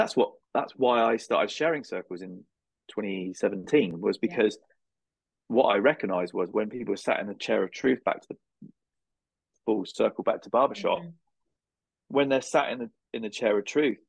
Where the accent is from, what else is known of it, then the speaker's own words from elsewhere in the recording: United Kingdom; I'm from the British Isles